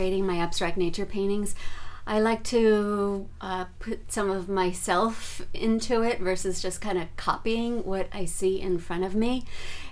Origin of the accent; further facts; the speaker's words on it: New York City, New York, United States; moved away as an adult; now in Northern California, United States; I was born and raised in New York